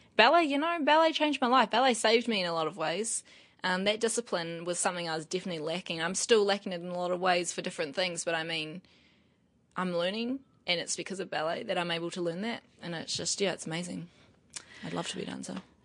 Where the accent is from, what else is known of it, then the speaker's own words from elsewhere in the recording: Wairoa, Hawke's Bay, New Zealand; moved away; also born or lived in Paraparaumu / Newlands, Wellington; I was raised in Wairoa as well